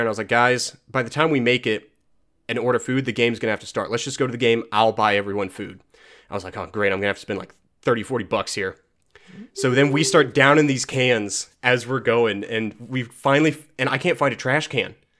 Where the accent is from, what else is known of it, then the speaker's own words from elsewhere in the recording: United States; I'm American.